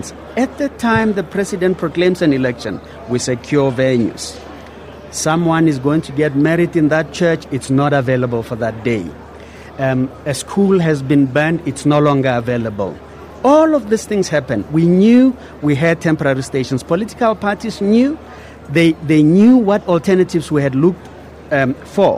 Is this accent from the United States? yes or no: no; South Africa; I'm South African.